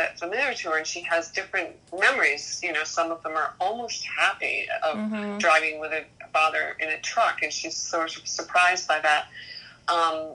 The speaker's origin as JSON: {"language": "English", "region": "Maine", "country": "United States", "also_born_or_lived": "New York", "moved": "yes", "said": "I am originally from Maine. Yes. My ancestors go way back to 1603. So I'm really from Maine."}